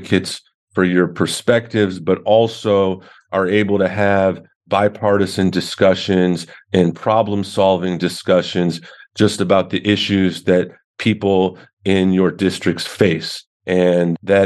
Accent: Little Silver, New Jersey, United States; Little Silver, New Jersey, my hometown

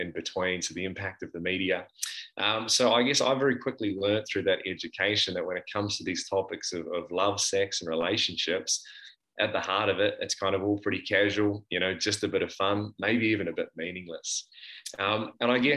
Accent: South Island of New Zealand, New Zealand; moved away as an adult; now in Brisbane, Australia; I grew up in the South Island of New Zealand on a farm in a small country town

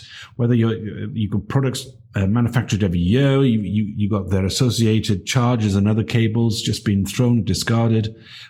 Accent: Barry, Wales, United Kingdom; I grew up in Barry.

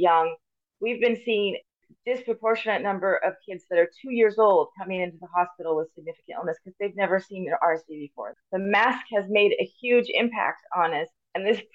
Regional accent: Paradise, California, United States; also born or lived in Davis, California / Ohio / Loma Linda, California / Missouri; I was born at UC Davis and grew up here in Paradise Chico area

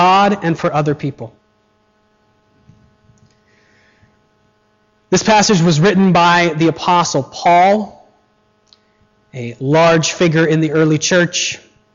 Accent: United States; moved away; When I was in first grade, I was never actually in grade one because I'm an American

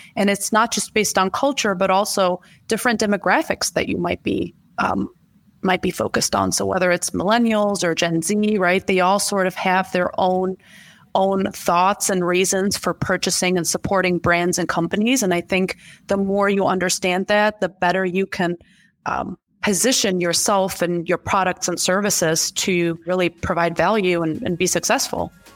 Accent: Germany; moved away as an adult; now in United States; I was born and raised in Germany to Middle Eastern or Chaldean parents

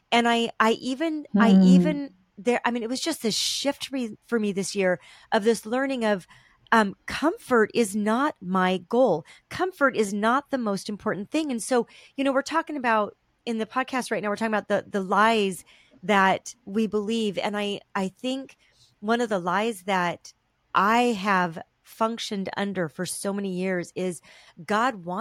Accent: Southern California, United States; we were raised in Southern California

